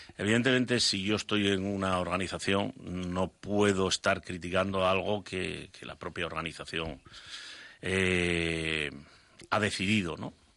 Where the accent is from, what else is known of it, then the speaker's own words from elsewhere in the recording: Asturias, Spain; me gusta Asturias, me gusta estar allí y, se me hace difícil estar fuera de, mi tierra